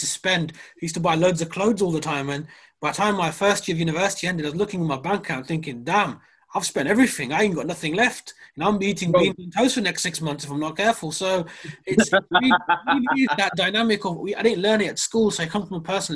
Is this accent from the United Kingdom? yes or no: yes; Peterborough, East of England, United Kingdom; I'm from Peterborough